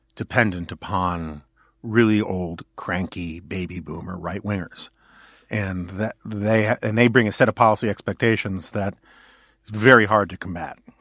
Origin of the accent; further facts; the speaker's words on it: New York City, New York, United States; I grew up in New York City where I had a lot of options